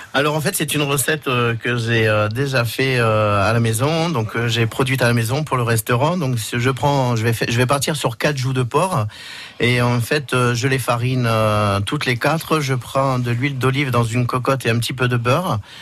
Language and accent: French; Auvergne-Rhône-Alpes, France; also born or lived in Moulins, France / Paris, France; now in Perpignan, France; mon origine, je suis auvergnat